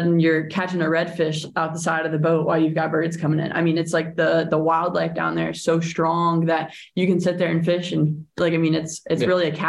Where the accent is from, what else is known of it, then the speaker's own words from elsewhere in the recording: Mississippi, United States; I grew up in Mississippi.